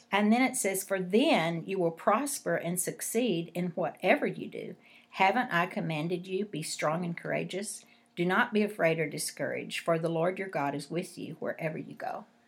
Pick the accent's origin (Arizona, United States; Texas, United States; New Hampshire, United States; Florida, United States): Texas, United States; West; I grew up in West Texas